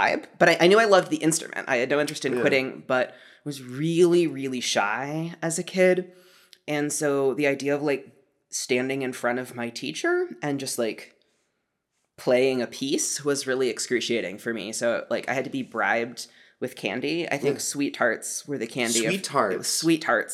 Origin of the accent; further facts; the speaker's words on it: Santa Cruz, California, United States; I grew up in Santa Cruz, California